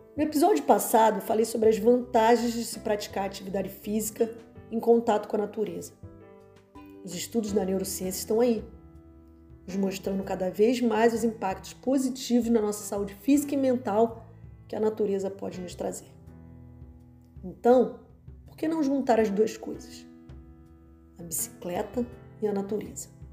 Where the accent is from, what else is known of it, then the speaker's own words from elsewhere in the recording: Rio de Janeiro, Brazil; Sou carioca